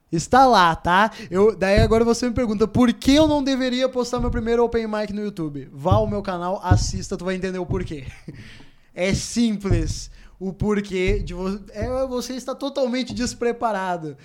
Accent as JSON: {"language": "Portuguese", "region": "Rio Grande do Sul", "country": "Brazil", "said": "voltei para o Rio Grande do Sul, porque eu sou do Rio Grande do Sul"}